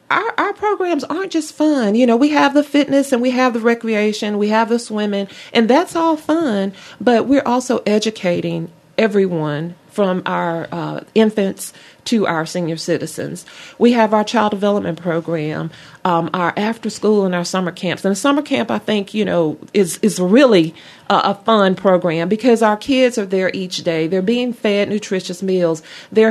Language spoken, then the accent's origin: English; Mobile, Alabama, United States; also born or lived in Opelika, Alabama / Auburn, Alabama; I was born in Mobile, Alabama